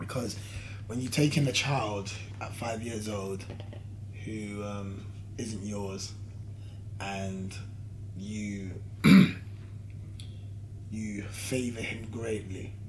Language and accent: English; London, United Kingdom; I'm from London.